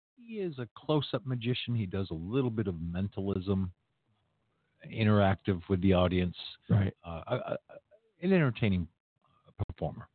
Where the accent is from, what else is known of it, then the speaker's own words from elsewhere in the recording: Maine, United States; now in Orlando, United States; I grew up in Maine.